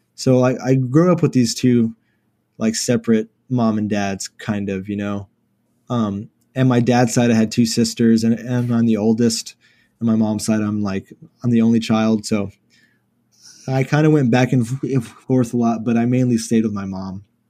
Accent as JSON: {"language": "English", "town": "Houston", "region": "Texas", "country": "United States", "tie": "born or raised there", "said": "Born and raised in Houston"}